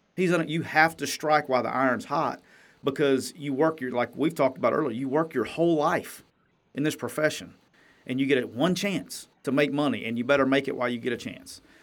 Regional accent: Jacksonville, Alabama, United States; moved away; that's my hometown, that's where I'm from

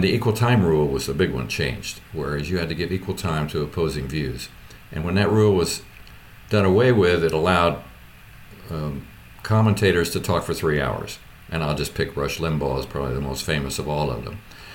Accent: Richmond, Indiana, United States

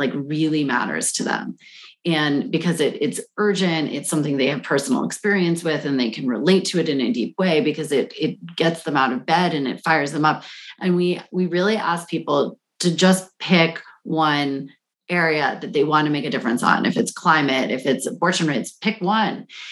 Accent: Washington, District of Columbia, United States; I grew up in Washington, D.C., which was the murder capital of the world in my childhood.

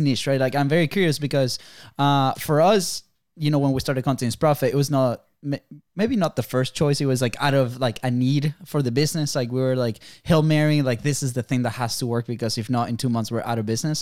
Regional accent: Venezuela; now in United States; we come from Venezuela

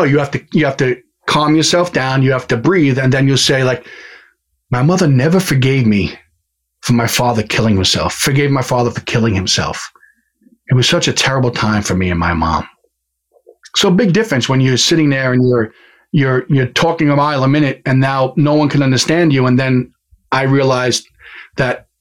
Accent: New York, United States; as a New Yorker, and I'm sure you can tell right now, the way I talk is I had a tendency to talk really, really fast.

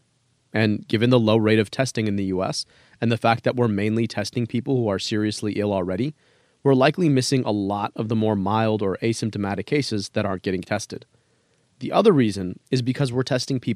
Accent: Detroit, Michigan, United States; my hometown in Detroit

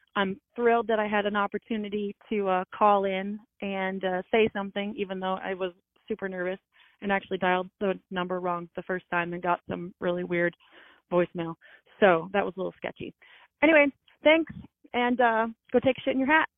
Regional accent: upstate New York, United States; I'm actually from New York. It's a really uh, small, very small town in way, way, way upstate.

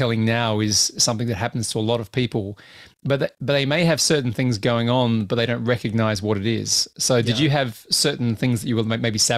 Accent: Australia; now in United Kingdom; I'm an Australian living in the UK.

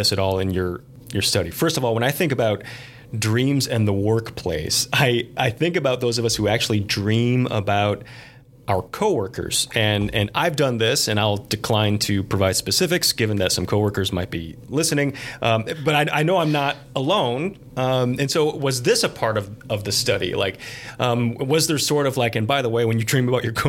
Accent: Angola, Indiana, United States; my hometown of Angola, Indiana

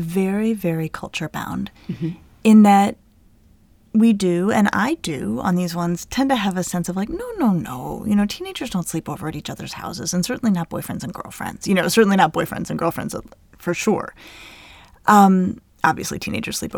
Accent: United States; we're American

